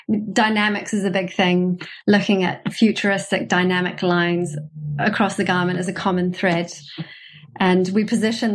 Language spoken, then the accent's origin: English; New Zealand; moved away as an adult; also born or lived in New York, United States; now in London, United Kingdom; I'm from New Zealand originally